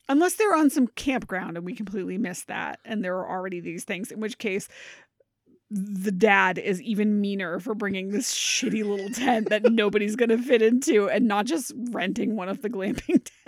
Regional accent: Maine, United States; now in Connecticut, United States; I'm originally from Maine

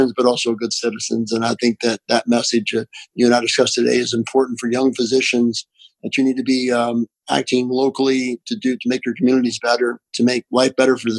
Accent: Appalachia, United States; accent: Appalachian; despite my Appalachian accent

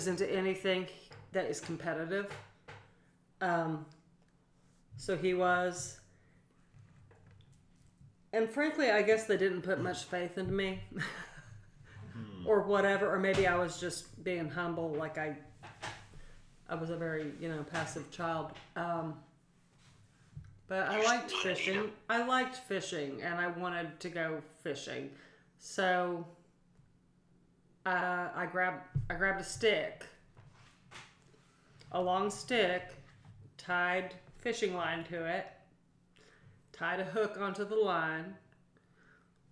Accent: Portland, Oregon, United States; moved away; also born or lived in Pacific Northwest; I grew up in Portland, but we're Southern

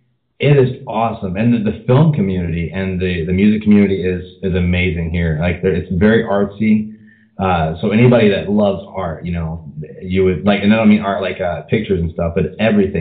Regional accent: Gloucester, Virginia, United States; I was from Gloucester, Virginia, which is around Williamsburg area.

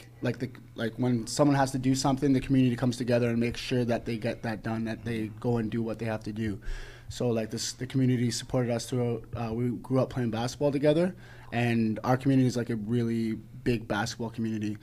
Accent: Kitimat Village, British Columbia, Canada; We're from the Haisla Nation

